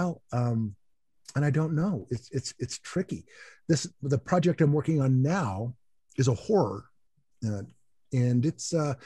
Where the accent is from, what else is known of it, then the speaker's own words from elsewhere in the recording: United States; I am an American